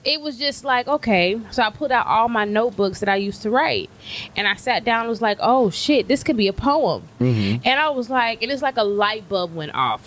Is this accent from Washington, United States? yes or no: no; Louisiana, United States; moved away as an adult; now in Texas, United States; I'm from Texas, but okay. I say I'm Texas made but Louisiana raised.